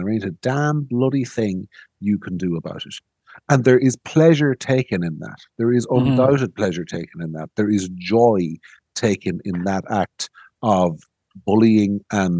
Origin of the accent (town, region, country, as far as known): Ireland